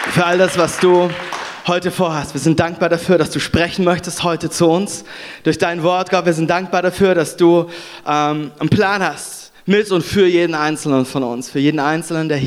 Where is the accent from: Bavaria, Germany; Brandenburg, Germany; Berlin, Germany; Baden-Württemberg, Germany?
Baden-Württemberg, Germany; Konstanz; now in Düsseldorf, Germany; Ich äh, lebe in Düsseldorf. Ich komme ursprünglich aus, äh, aus Konstanz ähm, am Bodensee.